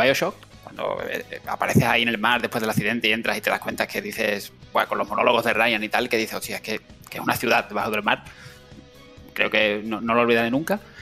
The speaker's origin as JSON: {"language": "Spanish", "town": "Seville", "region": "Andalusia", "country": "Spain", "moved": "yes", "lives_now": "Cádiz, Spain", "said": "ahora, estoy en Cádiz, pero sí, soy, soy de Sevilla"}